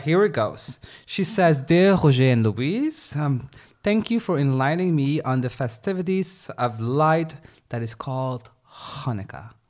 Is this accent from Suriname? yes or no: yes; Suriname; moved away; Suriname, I come from Suriname.